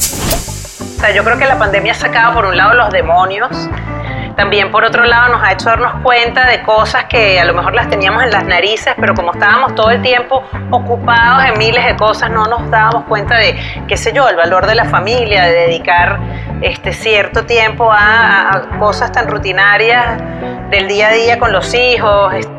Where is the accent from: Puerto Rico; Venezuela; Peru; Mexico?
Venezuela; also born or lived in Spain; vivir aquí en Venezuela